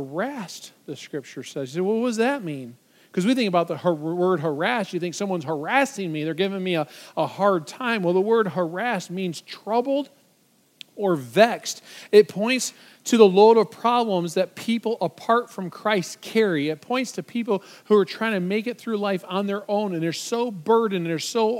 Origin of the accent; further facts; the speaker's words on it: just outside of Detroit, Michigan, United States; I grew up just outside of Detroit